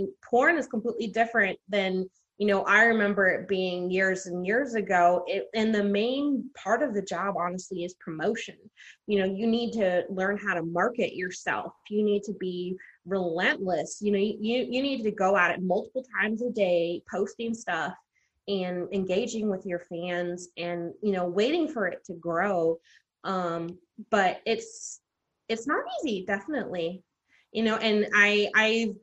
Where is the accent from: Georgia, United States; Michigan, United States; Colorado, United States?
Colorado, United States; Denver; I am from Denver, Colorado originally